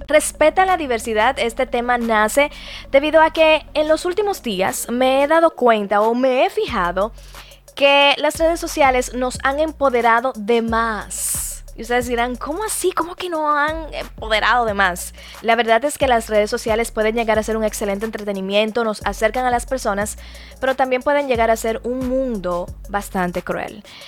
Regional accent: Dominican Republic; nosotros somos dominicanos

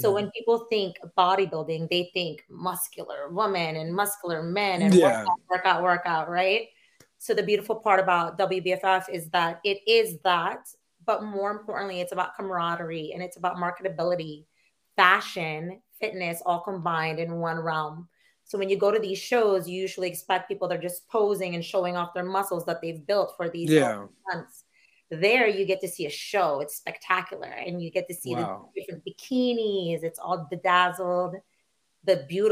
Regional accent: Philippines; moved away; I grew up in the Philippines and I was a Catholic girl.

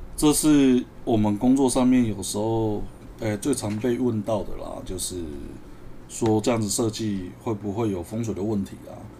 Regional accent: Taiwan; 我们台湾人的心态

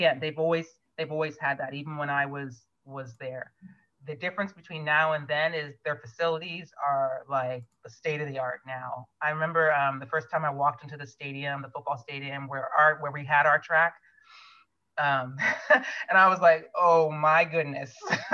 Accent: Ohio, United States; moved away as an adult; also born or lived in Stanford, California; I grew up in Ohio

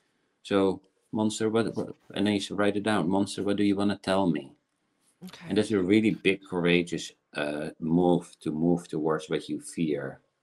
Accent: South Africa; born there; I was born in South Africa, and there's an old African story how the elder generation teaches the younger generation about fear.

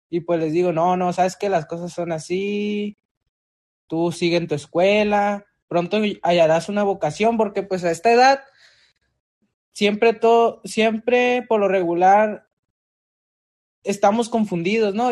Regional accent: Tijuana, Baja California, Mexico; also born or lived in Guadalajara, Jalisco; Yo pues no soy originario de aquí, yo nací en Guadalajara, Jalisco, pero la mayoría de mi de tiempo ya me he estado aquí pues desde los, desde los dos años que mis padres se vinieron para acá y pues ya, como quien dice, ya soy originario de Tijuana

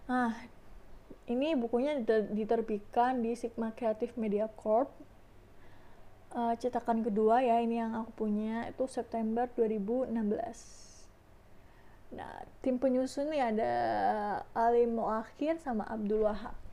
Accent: Surabaya, East Java, Indonesia; accent: medok; Asal aku dari Surabaya guys Jadi ya, kalau ngomong bahasa Indonesia ya, mohon maaf ya agak medok-medok

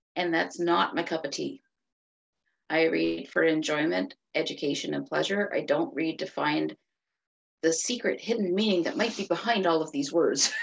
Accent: Cape Breton, Nova Scotia, Canada; moved away as an adult; now in Fredericton, Canada; I am originally from Cape Breton, Nova Scotia, which is a little island on the tip of Nova Scotia. If you've heard of the Cabot Trail, that's where I grew up

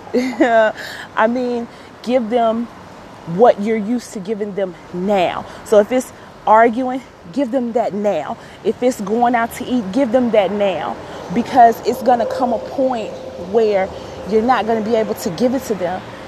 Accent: Chicago, Illinois, United States; I'm born and raised in Chicago

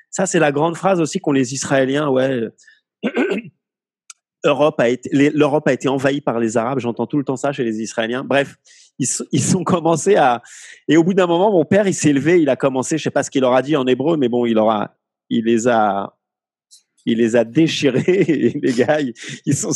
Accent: Morocco; mais quel est le problème on, est aussi arabe, vu qu'on est marocain, donc arabe.

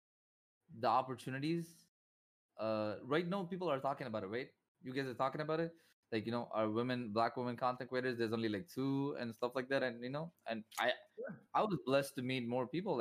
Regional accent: Chennai, Tamil Nadu, India; India, Chennai, Tamil Nadu

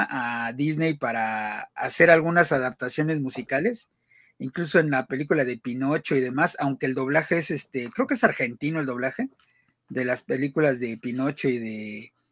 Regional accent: Mexico; tenemos un acento un poco más neutro los, los mexicanos que, el resto de Latinoamérica.

